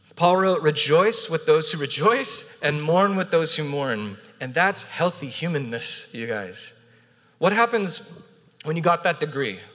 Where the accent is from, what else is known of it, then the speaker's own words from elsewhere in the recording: Southern California, United States; also born or lived in Portland, Oregon / Orange County, California; now in San Diego, United States; born and raised in Southern California